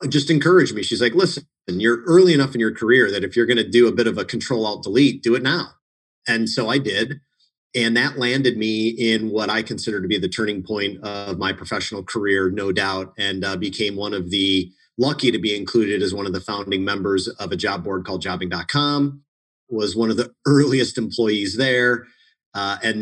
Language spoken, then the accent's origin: English; Munster, Indiana, United States; I grew up in Munster, Indiana, which interestingly, of all the places in Indiana, seems to be a town